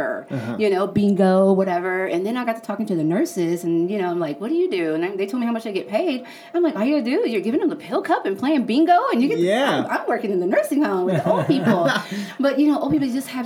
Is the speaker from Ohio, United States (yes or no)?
no; Pflugerville, Texas, United States; I'm originally from Pflugerville